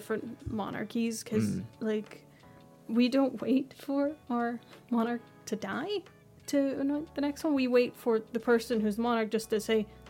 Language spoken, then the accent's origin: English; Netherlands; for Netherlands, well, we also have a monarchy.